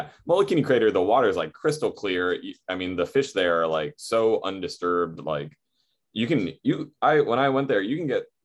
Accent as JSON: {"language": "English", "area": "North Shore, Oahu", "region": "Hawaii", "country": "United States", "tie": "born or raised there", "said": "growing up on the North Shore"}